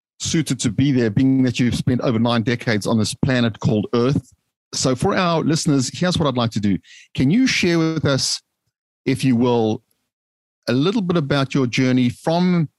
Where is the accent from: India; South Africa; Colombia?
South Africa; moved away as an adult; now in United States; The humble beginnings growing up in South Africa before arriving on the hallowed shores here of the United States